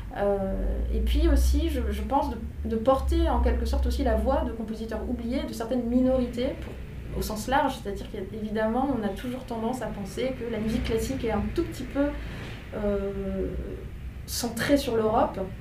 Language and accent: French; France; j'ai grandi en France et que j'ai très peu voyagé en Haïti étant enfant